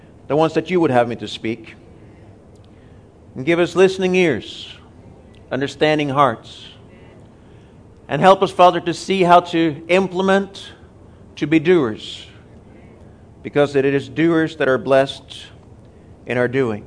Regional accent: Norway; also born or lived in Tulsa, Oklahoma, United States; now in Nairobi, Kenya; We are both originally from Norway. We've spent about 20 years in Tulsa under Rhema

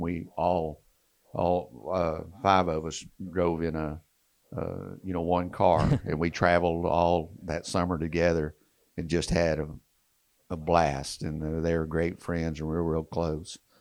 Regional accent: Texas, United States; accent: twang; I'm from Texas, kind of the same area and region. We kind of talk the same twang

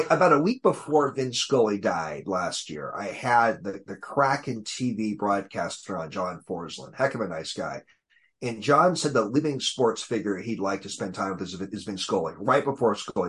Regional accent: Seattle, Washington, United States; I grew up in Seattle.

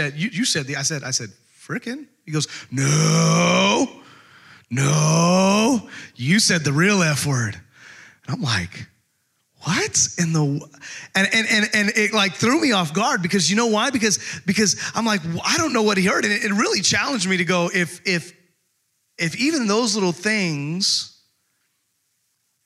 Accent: Texas, United States; growing up in Texas, we had you could call it a ranch

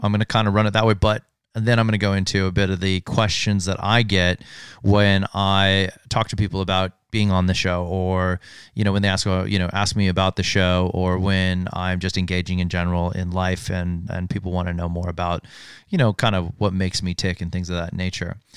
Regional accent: Hailey, Idaho, United States; moved away as an adult; also born or lived in Sun Valley, Idaho; I was born and raised in a small town called Uh, Haley, Idaho, uh, born in Sun Valley, Idaho

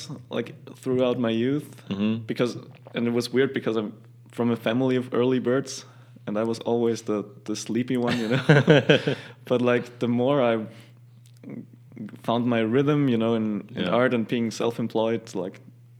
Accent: Tyrol, Austria; Born and raised. Yeah.

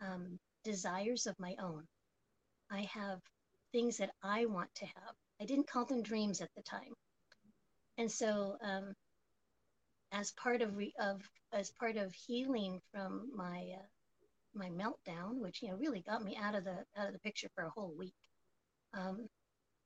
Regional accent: Oakland, California, United States; But I was born and raised here in the United States and grew up in Oakland, California, the infamous Oakland, California, and pretty much have been here in the East Bay the entire time.

